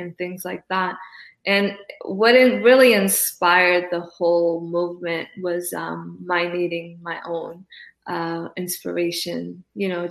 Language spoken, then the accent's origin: English; Cape Verde; also born or lived in East Coast, United States; now in West Coast, United States; I was born in Cabo Verde. I'm an island girl to the core